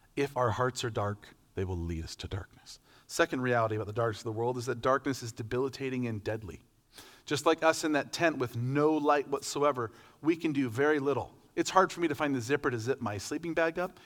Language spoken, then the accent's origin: English; Medford, Oregon, United States; I'm from Medford, Oregon, Southern Oregon, way down, like barely, barely across the line from California